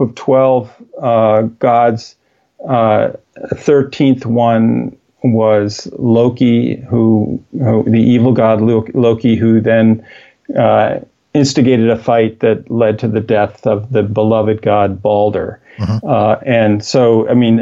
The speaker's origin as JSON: {"language": "English", "region": "Midwest of the United States", "country": "United States", "tie": "born or raised there", "said": "growing up in the Middle West of the United States"}